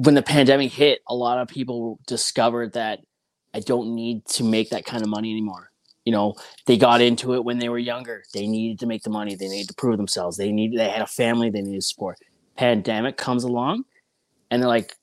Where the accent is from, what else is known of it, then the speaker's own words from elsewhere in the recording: Ontario, Canada; moved away; also born or lived in British Columbia; I'm from Ontario originally